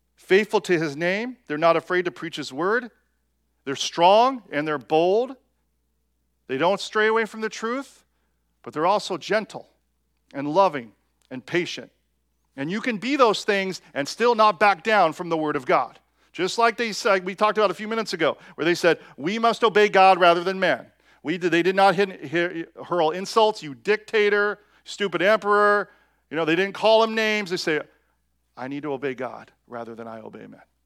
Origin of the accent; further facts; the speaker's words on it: United States; us as American Christians